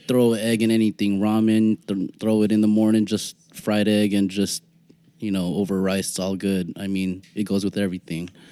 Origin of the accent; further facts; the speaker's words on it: San Francisco, California, United States; growing up in San Francisco